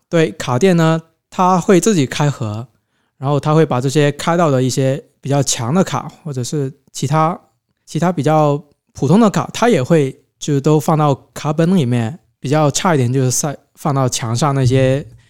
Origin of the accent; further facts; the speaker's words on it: Pearl River Delta, Guangdong, China; 我们是珠三角地区